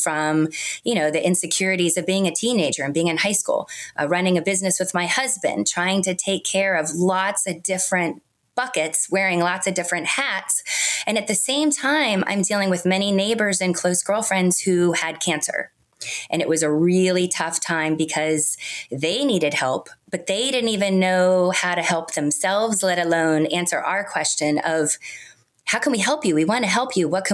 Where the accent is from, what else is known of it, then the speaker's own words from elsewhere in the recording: Montgomery County, D.C., Maryland, United States; I grew up in Montgomery County, which is an affluent suburb outside of Washington, D.C.